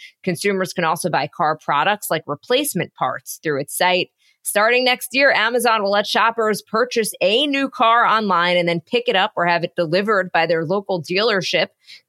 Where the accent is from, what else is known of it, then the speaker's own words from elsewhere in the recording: Long Island, New York, United States; From Newsday, my hometown paper